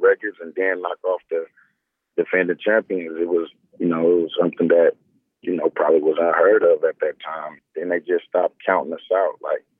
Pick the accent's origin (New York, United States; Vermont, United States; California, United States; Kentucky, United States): California, United States; Oakland; I just choose to play at Cal because that was my hometown